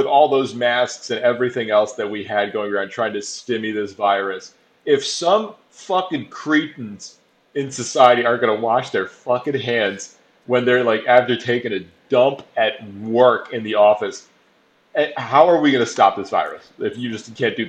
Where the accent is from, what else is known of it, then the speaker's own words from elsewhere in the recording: Boston, Massachusetts, United States; Motherfucker, I'm from Boston. Fuck New York.